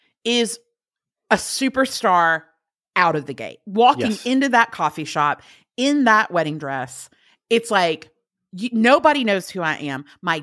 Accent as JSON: {"language": "English", "region": "Alabama", "country": "United States", "said": "I'm from Alabama. Yeah. That's a stereotype."}